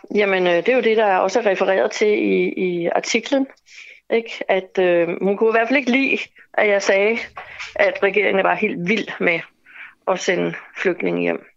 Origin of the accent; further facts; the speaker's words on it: Denmark; vi som danskere